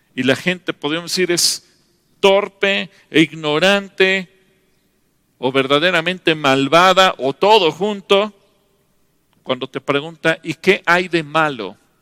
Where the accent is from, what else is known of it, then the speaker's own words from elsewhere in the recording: Mexico; como nación mexicana